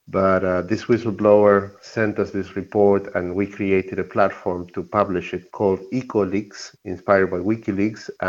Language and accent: English; Argentina; English is a second language; I come from Argentina. I'm a scientist.